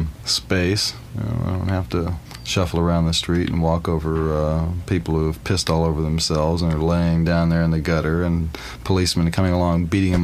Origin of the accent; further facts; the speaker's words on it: United States; I'm an American. I was born here.